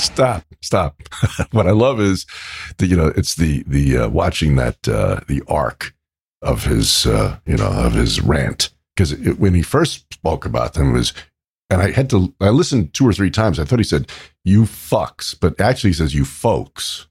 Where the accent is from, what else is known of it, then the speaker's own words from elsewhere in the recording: New York, United States; where I grew up in New York with my Italian friends